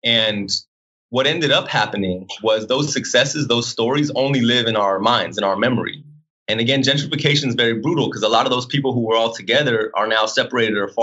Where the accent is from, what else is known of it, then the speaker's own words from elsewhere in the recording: Los Angeles, California, United States; I come from Los Angeles